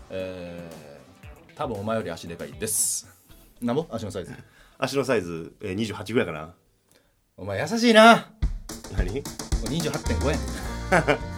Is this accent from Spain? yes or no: no; Amagasaki, Hyogo, Japan; moved away; 柏プラスチック30歳尼崎出身です